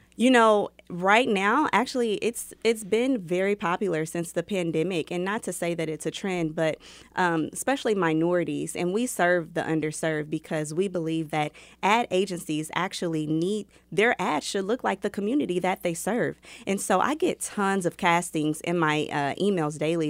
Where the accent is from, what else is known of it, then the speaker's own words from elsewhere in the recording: Kansas City, Missouri, United States; also born or lived in Chicago; I grew up right here in Kansas City, Missouri